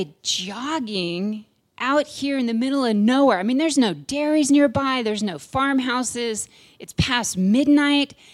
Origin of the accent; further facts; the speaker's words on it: Tulare, California, United States; now in Nevada City, United States; we grew up in Tulare in the San Joaquin Valley